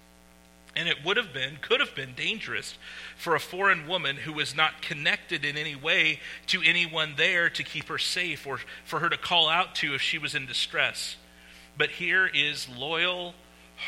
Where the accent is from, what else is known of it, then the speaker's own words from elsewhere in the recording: Winterset, Iowa, United States; moved away; I grew up in Winterset, Iowa